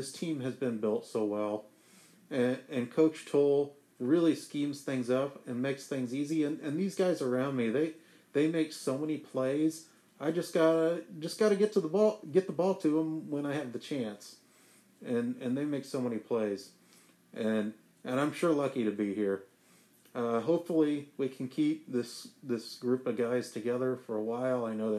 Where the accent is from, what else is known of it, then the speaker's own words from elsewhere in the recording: Boston, Massachusetts, United States; I grew up in Boston. Have a lot of family there.